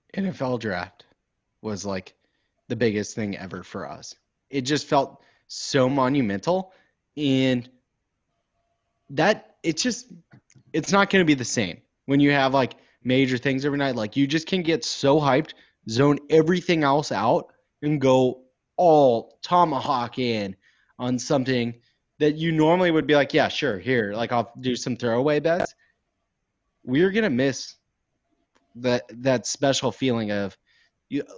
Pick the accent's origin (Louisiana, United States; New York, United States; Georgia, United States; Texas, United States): Texas, United States; Houston; I'm from Houston